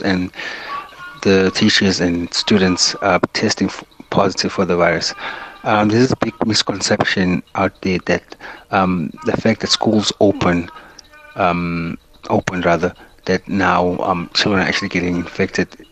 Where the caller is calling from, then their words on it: Newcastle, KwaZulu-Natal, South Africa; I'm actually calling from Newcastle